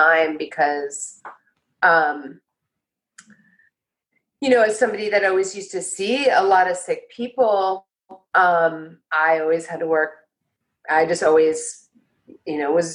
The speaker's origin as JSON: {"language": "English", "town": "Los Angeles", "region": "California", "country": "United States", "tie": "born or raised there", "also_born_or_lived": "Port Townsend, Washington / Bay Area, California", "moved": "as an adult", "said": "I came back to Venice, which is my hometown."}